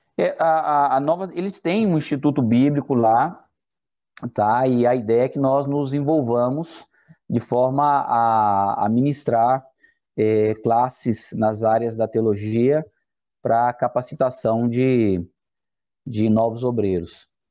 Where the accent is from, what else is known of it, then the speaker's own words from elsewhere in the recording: Brazil; moved away as an adult; now in Chile; Sou brasileiro, sim